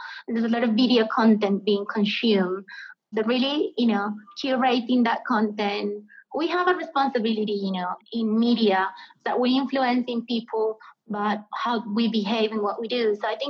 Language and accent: English; Medellin, Antioquia, Colombia; Yes, I'm from Medellin, and Medellin has Nacional.